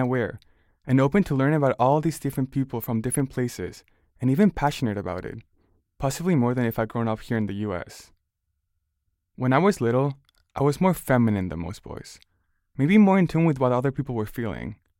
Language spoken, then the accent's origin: English; Barcelona, Catalonia, Spain; now in United States; I grew up in Barcelona